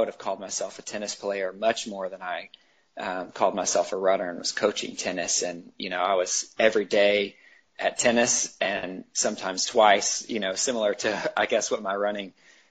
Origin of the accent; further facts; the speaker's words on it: Chattanooga, Tennessee, United States; In Tennessee, outside of Chattanooga, Tennessee.